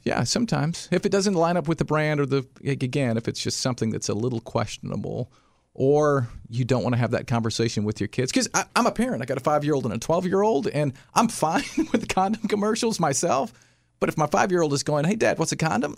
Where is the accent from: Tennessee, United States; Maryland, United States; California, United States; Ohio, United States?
Tennessee, United States; Sparta; also born or lived in Nashville, Tennessee; my hometown, which is Sparta, Tennessee